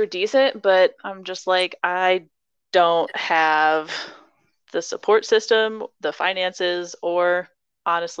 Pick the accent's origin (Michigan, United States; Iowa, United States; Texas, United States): Iowa, United States; I grew up in Iowa